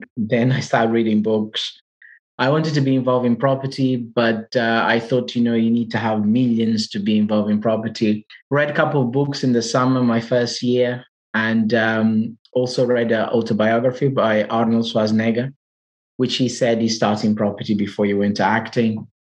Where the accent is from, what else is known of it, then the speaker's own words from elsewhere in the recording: Portugal; English is a second language; moved away as an adult; now in United Kingdom; I'm from Portugal, as you can hear from my accent. So, I've been in the UK now for five years